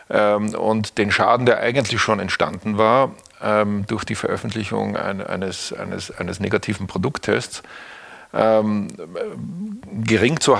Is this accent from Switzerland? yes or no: no; Austria; moved away; Österreich aus, wo ich aufgewachsen bin, nach Hamburg geschickt haben